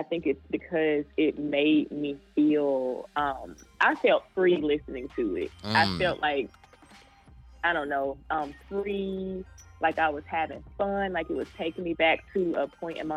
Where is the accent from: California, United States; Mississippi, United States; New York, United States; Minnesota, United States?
Mississippi, United States; Vicksburg; I was born in Vicksburg, Mississippi